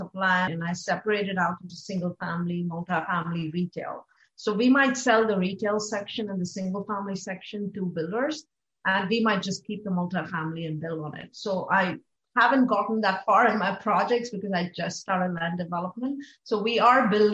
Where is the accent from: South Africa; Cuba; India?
India; now in Austin, United States; growing up in India